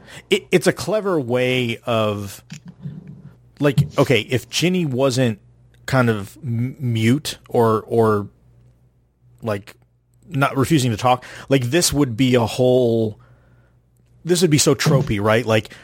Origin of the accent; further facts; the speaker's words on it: the South, United States; especially growing up in the South where you don't have like snow and winter and things like